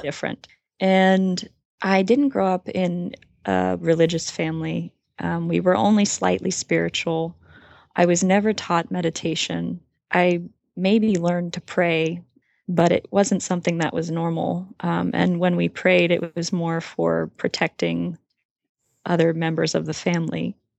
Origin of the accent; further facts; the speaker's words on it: Hawaii, United States; I grew up in Hawaii and I have a twin sister